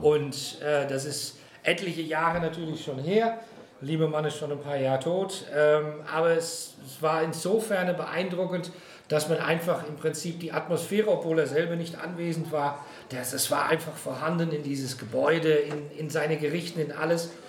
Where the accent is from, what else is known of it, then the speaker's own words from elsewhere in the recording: Netherlands; now in Frankfurt, Germany; Geboren bin ich in Kloster Sander, das ist ein kleines Örtchen in den Niederlanden, direkt an der Küste. Also ich bin also ein echtes Küstenkind